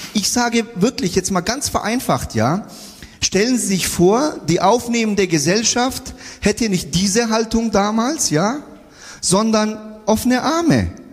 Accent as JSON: {"language": "German", "town": "Bayreuth", "region": "Bavaria", "country": "Germany", "tie": "born or raised there", "lives_now": "Nuremberg, Germany", "said": "in Bayreuth, wo ich groß geworden bin"}